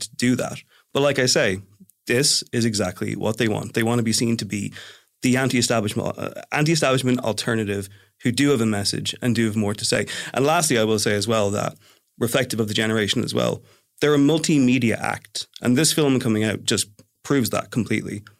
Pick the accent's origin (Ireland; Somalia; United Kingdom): Ireland; I am from the Republic